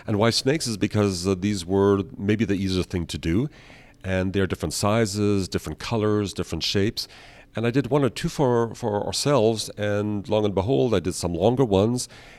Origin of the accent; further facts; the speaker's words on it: Vienna, Austria; also born or lived in Canada / United States; I was born in Canada. Then with my parents, I moved early on to Vienna, Austria, went to boarding school, and eventually, like most Europeans, I traveled to America.